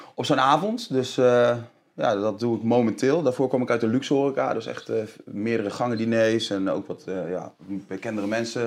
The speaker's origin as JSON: {"language": "Dutch", "town": "Deventer", "region": "Overijssel", "country": "Netherlands", "tie": "born or raised there", "said": "ik ben opgegroeid in Deventer"}